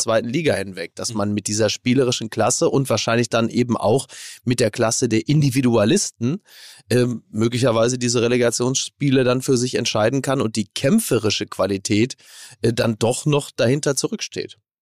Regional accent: Castrop-Rauxel, North Rhine-Westphalia, Germany; in meiner Heimat

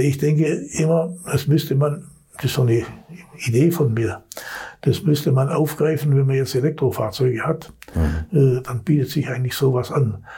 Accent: Swabia, Germany; als Schwabe

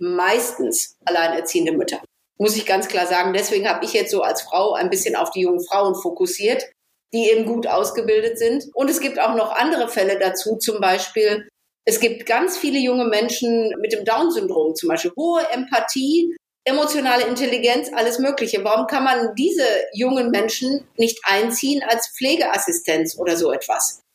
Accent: Ruhr area, North Rhine-Westphalia, Germany; bei uns im Ruhrpott

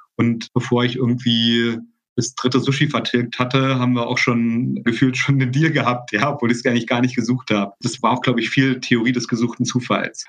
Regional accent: GDR, East Germany, Germany; Ich komme ja aus einem Land, ich komme ja aus der DDR

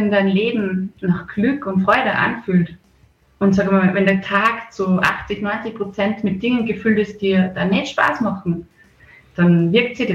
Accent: Bad Schallerbach, Upper Austria, Austria; now in Mondsee, Austria; Ja, ursprünglich komme ich aus äh, der Gegend Bad Schallerbach, äh, das Kirchen da, Sackenkirchen der Polsens nennt man den Ort, das ist schon Bezirk Everding. Aber ich lebe jetzt schon ganz lange im Mondsee seit 2012.

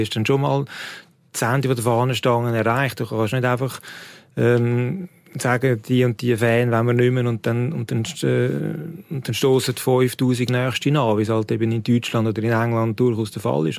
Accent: Switzerland; bei uns in der Schweiz

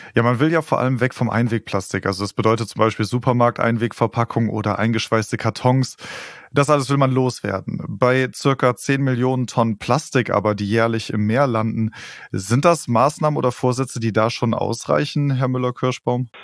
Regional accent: Germany; wir als Deutsche

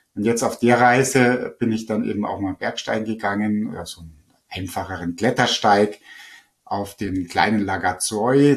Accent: Lake Starnberg, Bavaria, Germany; ich bin selber eben am Starnberger See am Wasser aufgewachsen.

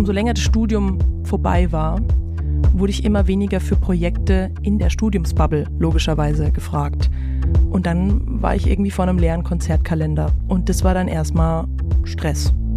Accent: Bretten, Baden-Württemberg, Germany; now in Mainz, Germany; Ich komme ursprünglich aus dem Badischen in, in der Nähe von Karlsruhe, Bretten

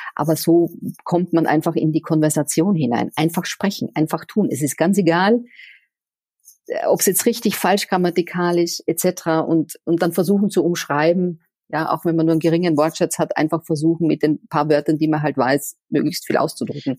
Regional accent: Austria; moved away as an adult; also born or lived in Vienna, Austria / Switzerland / Czech Republic / Portugal; now in Cologne, Germany; an meiner Heimat Österreich

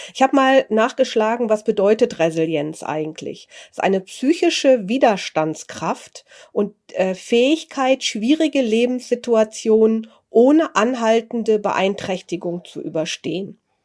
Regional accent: Germany; als Deutsche

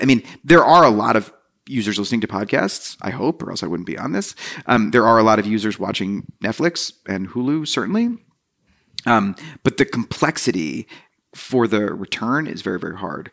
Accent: New Jersey, United States; I grew up in New Jersey

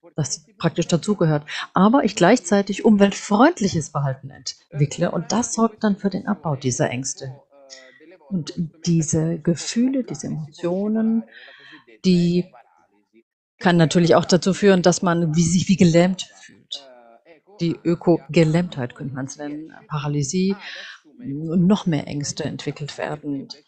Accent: Bangladesh; moved away; Und ich komme ja ursprünglich aus Bangladesch

